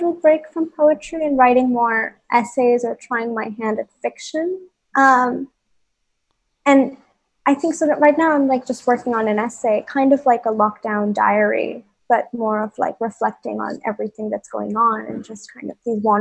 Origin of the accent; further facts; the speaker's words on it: Bhopal, Madhya Pradesh, India; moved away as an adult; also born or lived in New York; growing up in Bhopal and what it meant to grow up in a small town like Bhopal